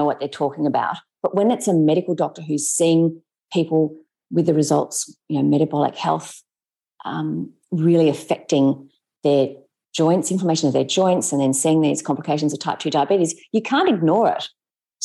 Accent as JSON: {"language": "English", "town": "Sydney", "region": "New South Wales", "country": "Australia", "tie": "born or raised there", "said": "We grew up together in Sydney."}